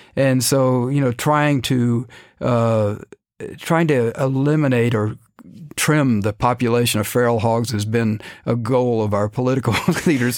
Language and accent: English; Dallas, Texas, United States; also born or lived in Cairo; I grew up in Dallas